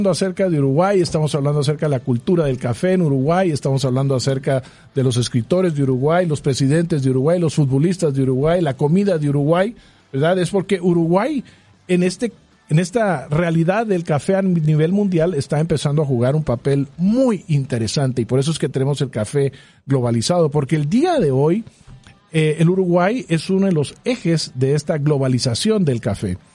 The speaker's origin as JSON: {"language": "Spanish", "country": "Guatemala", "said": "siendo nosotros guatemaltecos y por definición siendo nosotros un país cafetalero"}